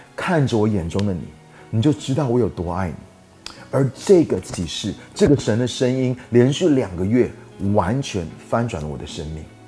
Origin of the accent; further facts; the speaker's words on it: Taiwan; 我在台湾最大的教会当中长大，也是台湾最大教会的主任牧师的儿子